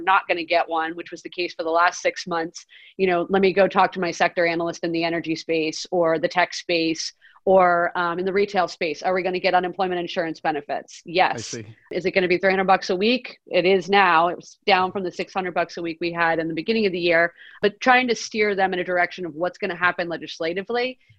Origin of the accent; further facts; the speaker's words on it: New York, United States; I'm from New York